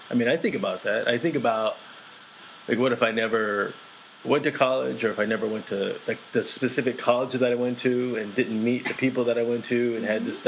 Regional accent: East Coast, United States; I grew up in the East Coast. So, in the East Coast, uh, where I grew up was predominantly Korean Americans.

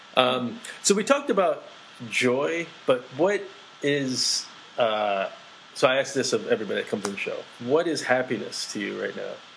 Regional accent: East Coast, United States; I grew up in the East Coast. So, in the East Coast, uh, where I grew up was predominantly Korean Americans.

